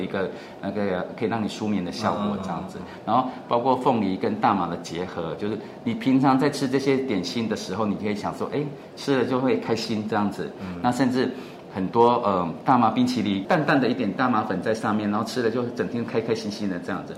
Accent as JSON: {"language": "Chinese", "country": "Taiwan", "moved": "as an adult", "lives_now": "Chiang Rai, Thailand", "said": "我们台湾人"}